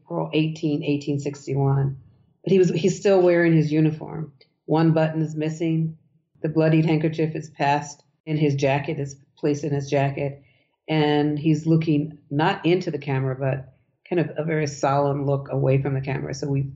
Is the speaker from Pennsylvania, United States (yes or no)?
yes; Pennsylvania, United States; also born or lived in Beaufort, South Carolina (family); I'm from Pennsylvania, and he was from Pennsylvania. In Pottsville, as they say, which when I grew up, it was Pottstown.